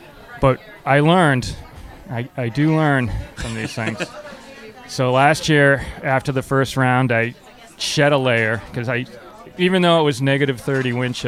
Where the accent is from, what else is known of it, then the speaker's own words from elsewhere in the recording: Framingham, Massachusetts, United States; Framingham, Mass.